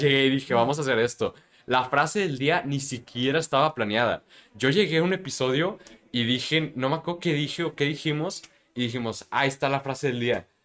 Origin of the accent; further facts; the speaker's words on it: Mexico; como mexicanos conocemos